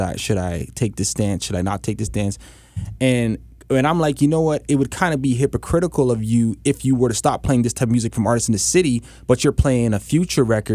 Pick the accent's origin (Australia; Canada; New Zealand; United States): Canada; us as Canadian artists